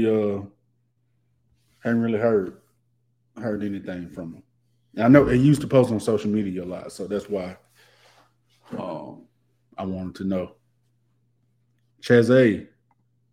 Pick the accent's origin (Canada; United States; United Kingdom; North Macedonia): United States; Coldwater, Mississippi; moved away; I'm from Coldwater, Mississippi